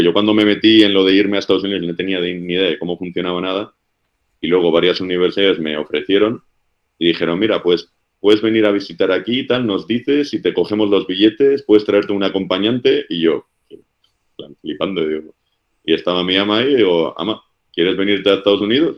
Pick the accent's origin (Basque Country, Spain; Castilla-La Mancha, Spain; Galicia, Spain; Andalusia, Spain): Basque Country, Spain; moved away as an adult